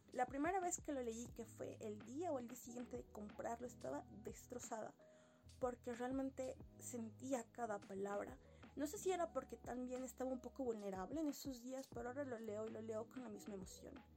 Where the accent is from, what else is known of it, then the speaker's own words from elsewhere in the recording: Sucre, Chuquisaca, Bolivia; yo soy boliviana y soy de la ciudad de Sucre